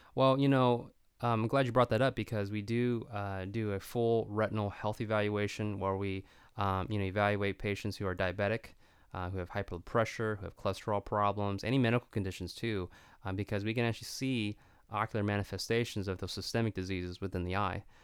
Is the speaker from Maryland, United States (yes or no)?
no; Stockton, California, United States; my hometown